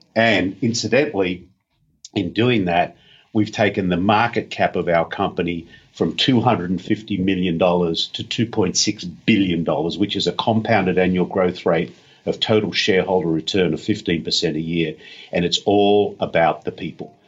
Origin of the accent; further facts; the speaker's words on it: Australia; being an Aussie